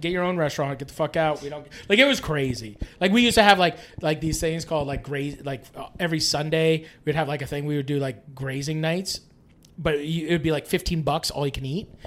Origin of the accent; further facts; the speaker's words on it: Canada; I'm from Canada